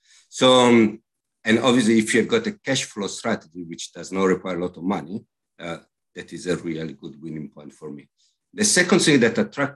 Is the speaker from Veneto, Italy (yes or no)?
no; Milan, Lombardy, Italy; English is a second language; moved away as an adult; also born or lived in Hamburg, Germany / London, United Kingdom; now in Bristol, United Kingdom; I was born in Milan, I grew up in Milan